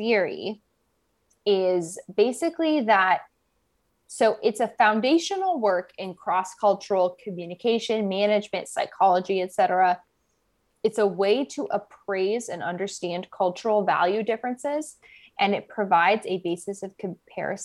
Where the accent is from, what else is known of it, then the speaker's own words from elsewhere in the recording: United States; also born or lived in Northern California; I'm from America